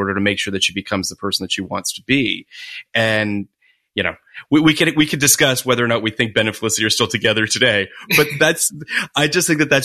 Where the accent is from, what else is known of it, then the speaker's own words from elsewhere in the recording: Canada; I'm Canadian